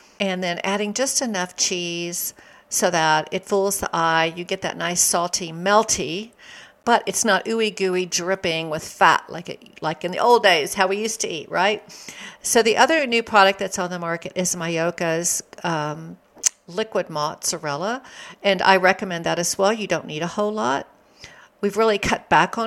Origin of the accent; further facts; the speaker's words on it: Texas, United States; I grew up in Texas.